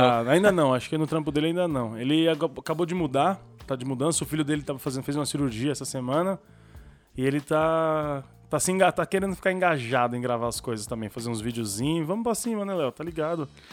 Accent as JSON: {"language": "Portuguese", "country": "Brazil", "said": "Eu sou, eu sou brasileiro"}